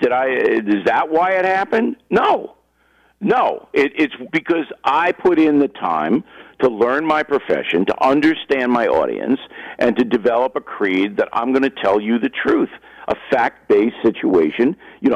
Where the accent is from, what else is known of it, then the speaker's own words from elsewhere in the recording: Levittown, New York, United States; also born or lived in Manhattan, New York; I was born in Manhattan, raised in Levittown, Long Island